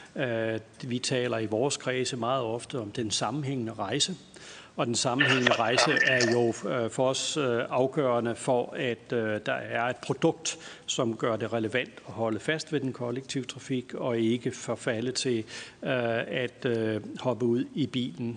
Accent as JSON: {"language": "Danish", "area": "Lolland", "region": "Zealand", "country": "Denmark", "tie": "born or raised there", "said": "jeg er fra Lolland og også har haft en barndom med lokalbanen"}